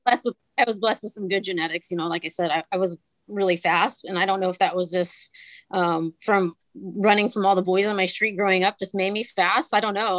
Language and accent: English; Northern California, United States; I grew up in Northern California